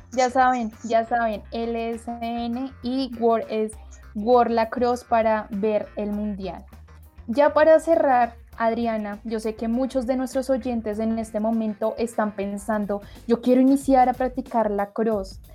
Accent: Colombia; nosotros como colombianas, colombianos y latinoamericanos

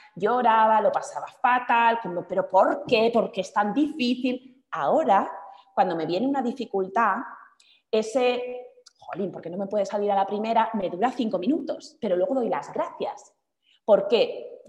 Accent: Basque Country, Spain; now in Madrid, Spain; mi ciudad natal, en el norte de España, en el País Vasco

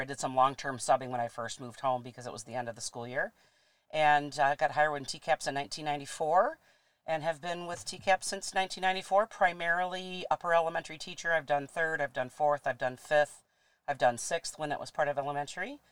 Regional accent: Traverse City, Michigan, United States; I'm a local girl, born and raised in Traverse City

